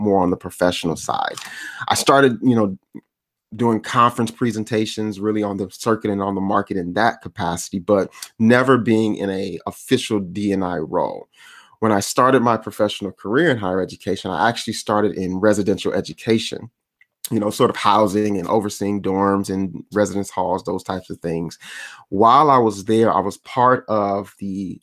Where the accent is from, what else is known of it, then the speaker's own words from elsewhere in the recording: Miami, Florida, United States; I'm originally from Florida, Miami, Florida